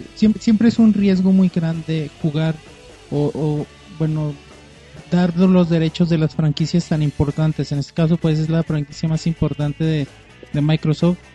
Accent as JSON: {"language": "Spanish", "country": "Mexico", "said": "nosotros como gamers mexicanos"}